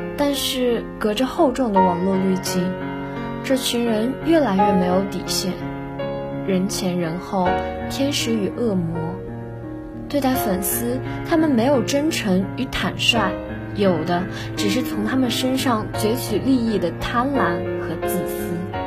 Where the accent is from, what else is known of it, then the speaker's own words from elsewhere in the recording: Nantong, Jiangsu, China; now in Nanjing, China; 来自江苏南通